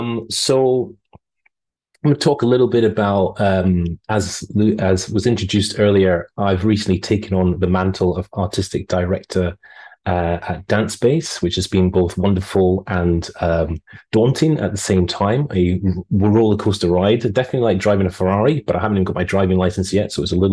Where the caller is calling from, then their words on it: Australia; I would say good morning because I am calling you from Australia, where it's 4:23 at the moment.